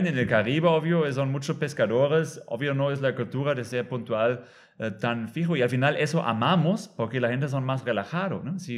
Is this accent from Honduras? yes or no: no; Germany; Spanish is a second language; moved away as an adult; now in Tulum, Mexico; Yo soy alemán, pero no tengo que vivir en Alemania